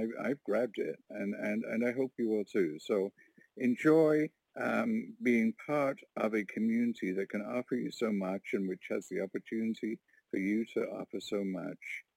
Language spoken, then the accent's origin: English; Warkworth, Ontario, Canada; I'm from Warkworth, Ontario, a little rural community of 700 people.